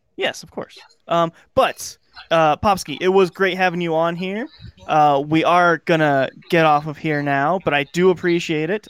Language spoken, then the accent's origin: English; United States; As an American